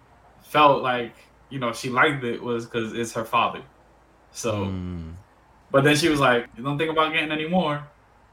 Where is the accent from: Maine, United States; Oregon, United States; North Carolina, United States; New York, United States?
New York, United States; New York City; also born or lived in Dominican Republic; I'm from New York too. I'm from East New York, 75th Precinct.